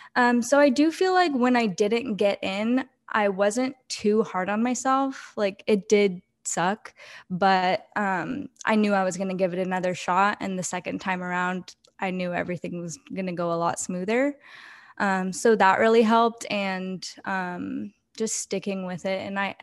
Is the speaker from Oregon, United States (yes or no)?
yes; Oregon, United States; because I'm from Oregon. So okay. I went to Portland State in Oregon, lived there most of my life.